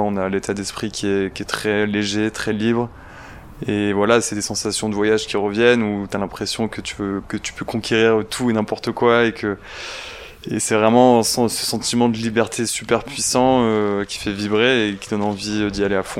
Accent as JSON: {"language": "French", "region": "Provence-Alpes-Côte d'Azur", "country": "France", "tie": "born or raised there", "also_born_or_lived": "Marseille", "said": "je suis né en Provence, j'habite à Marseille"}